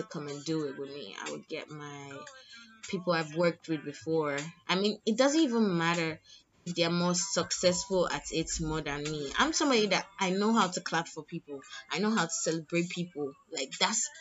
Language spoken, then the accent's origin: English; Lagos, Nigeria; I'm from Lagos